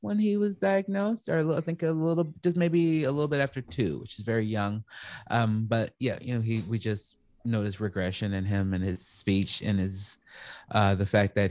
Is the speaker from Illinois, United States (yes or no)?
yes; Chicago, Illinois, United States; also born or lived in Oregon; now in Los Angeles, United States; I was raised in Chicago, but I was born here in Los Angeles and I came back here